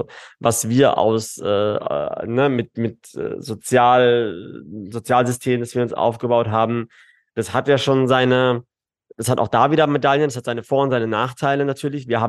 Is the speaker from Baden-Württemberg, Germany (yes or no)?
yes; Karlsruhe, Baden-Württemberg, Germany; now in Dubai, United Arab Emirates; Ich, ich natürlich Karlsruhe, Baden-Württemberg, äh, Süddeutschland ist ist meine ist meine Heimat, ne?